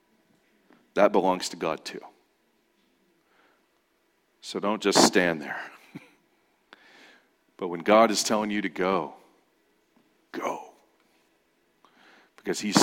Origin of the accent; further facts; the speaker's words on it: Ontario, California, United States; moved away; I grew up in Ontario, in the Inland Empire, and I moved out here